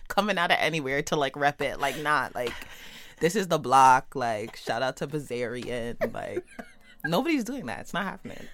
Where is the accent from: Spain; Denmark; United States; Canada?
Canada; Toronto, Ontario; growing up in Jane and Finch